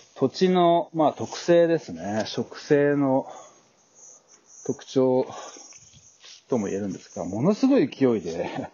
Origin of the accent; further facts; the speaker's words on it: Japan; moved away as an adult; now in New Zealand; 故郷の日本